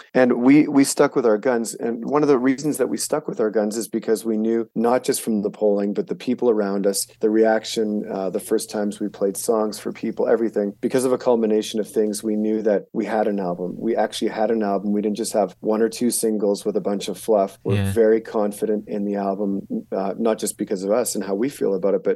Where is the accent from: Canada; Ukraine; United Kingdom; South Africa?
Canada; now in Helena, United States; I was born and raised in Canada and lived there for a lot of years until about 11 years ago when I moved down to the U.S. And so I have both citizenships